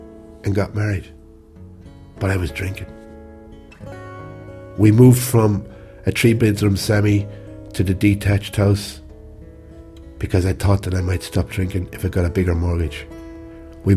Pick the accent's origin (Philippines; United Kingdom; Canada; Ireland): Ireland; accent: country accent; my country accent